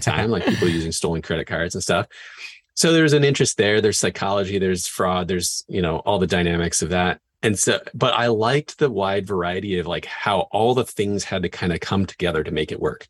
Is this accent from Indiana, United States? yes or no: no; Northwest Washington, United States; I grew up in Northwest Washington, up and down the I five corridor